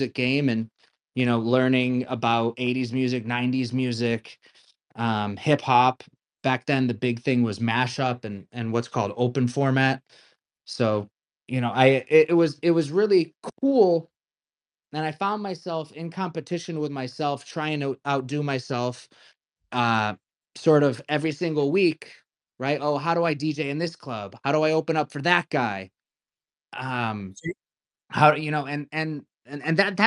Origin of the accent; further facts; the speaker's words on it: Connecticut, United States; moved away; also born or lived in New York City; I grew up in Connecticut in a household.